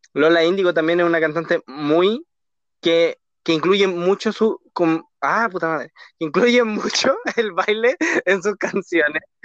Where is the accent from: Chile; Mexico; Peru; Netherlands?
Chile; somos de Chile